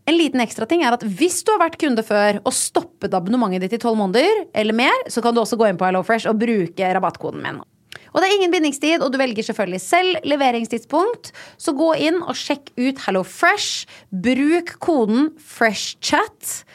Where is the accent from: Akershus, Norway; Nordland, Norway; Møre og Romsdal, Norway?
Akershus, Norway; Nesodden; born or raised there; now in Oslo, Norway